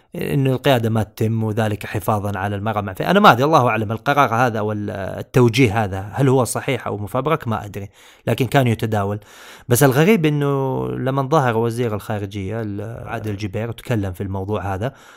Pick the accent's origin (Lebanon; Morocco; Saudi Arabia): Saudi Arabia; عندنا في السعوديه